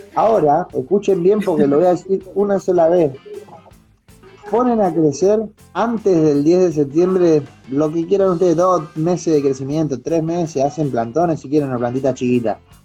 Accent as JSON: {"language": "Spanish", "country": "Argentina", "said": "siendo argentino, acá en, Argentina"}